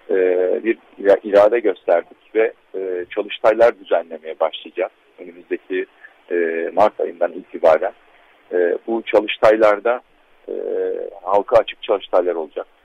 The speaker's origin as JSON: {"language": "Turkish", "town": "Antakya", "region": "Hatay", "country": "Turkey", "said": "aslında ben Antakyalıyım. Çok e, kadim bir ailenin üçüncü nesil e, torunu olarak bunu e, ailemi ve Antakya'mı temsil etmeye çalışıyorum."}